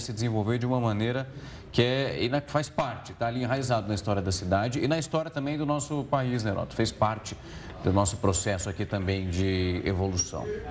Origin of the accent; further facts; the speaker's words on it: Ribeirão Preto, São Paulo, Brazil; Eu sou de Ribeirão Preto